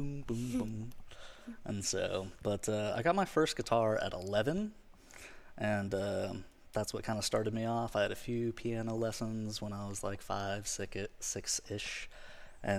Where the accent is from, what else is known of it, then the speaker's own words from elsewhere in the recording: Pensacola, Florida, United States; now in Ocean Springs, United States; I am a musician from Pensacola, Florida. I live in Ocean Springs now.